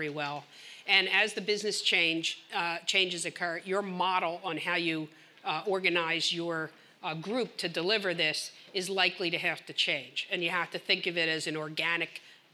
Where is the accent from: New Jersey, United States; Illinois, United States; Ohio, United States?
New Jersey, United States; now in Boston, United States; I grew up in South Jersey